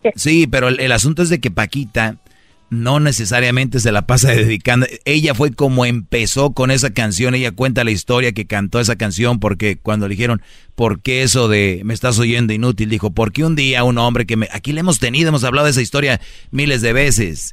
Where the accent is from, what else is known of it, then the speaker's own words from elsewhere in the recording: Monterrey, Nuevo León, Mexico; soy regio, nosotros hablamos así fuerte